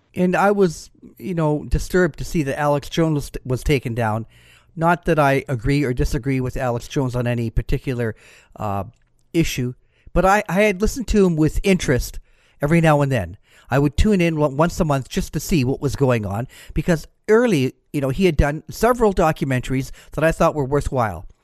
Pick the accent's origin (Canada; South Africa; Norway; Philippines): Canada; I'm Canadian.